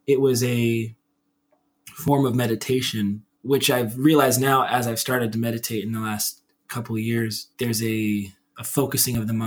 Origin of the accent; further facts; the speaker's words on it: Centralia, Washington, United States; I grew up in Centralia, Washington, which is a town of like 50, 60,000 people